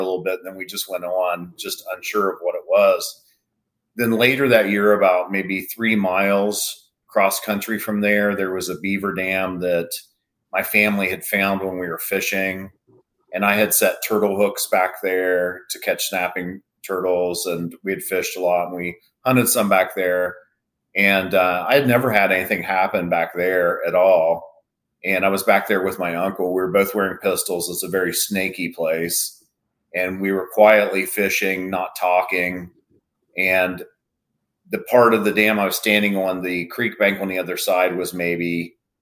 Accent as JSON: {"language": "English", "town": "Lancaster", "region": "Ohio", "country": "United States", "tie": "born or raised there", "also_born_or_lived": "Vinton County, Ohio", "said": "I'm originally from Lancaster, Ohio, which is just north of Athens and Vinton County. But my family is all from Vinton County and Athens County. And I grew up in one of the original outdoors families from Vinton County"}